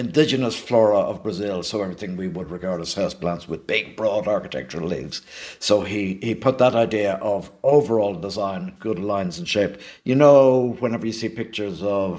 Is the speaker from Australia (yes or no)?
no; Dublin, Leinster, Ireland; also born or lived in London; we lived opposite the gates of the Cadbury's factory in Coolock for a few years